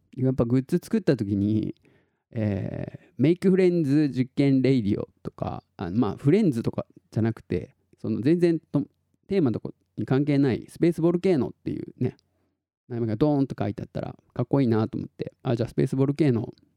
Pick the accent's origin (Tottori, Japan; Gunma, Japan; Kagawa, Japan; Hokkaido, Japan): Tottori, Japan; 鳥取市の市民劇団みたいなのやってて